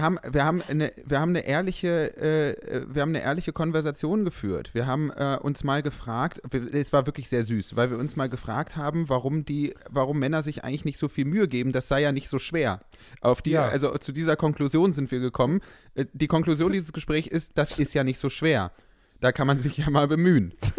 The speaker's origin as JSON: {"language": "German", "town": "Düsseldorf", "region": "North Rhine-Westphalia", "country": "Germany", "tie": "born or raised there", "said": "ich bin ja in Düsseldorf aufgewachsen"}